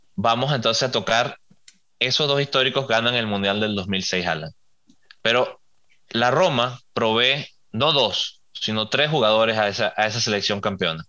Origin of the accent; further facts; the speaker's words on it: Venezuela; soy venezolano